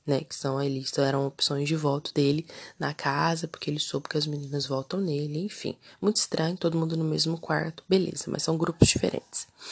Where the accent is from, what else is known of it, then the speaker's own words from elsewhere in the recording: Brazil; a gente é brasileiro